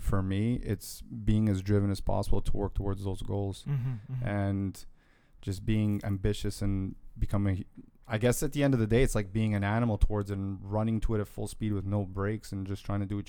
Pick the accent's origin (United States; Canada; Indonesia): Canada; Toronto, Ontario